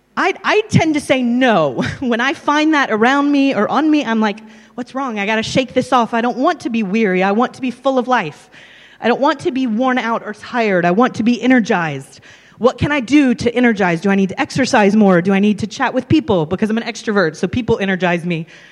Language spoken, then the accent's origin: English; or Texas, and Tennessee in the States, United States; moved away as an adult; also born or lived in London, United Kingdom; now in Abergavenny, United Kingdom; I'm originally from Tennessee, or Texas, and Tennessee in the States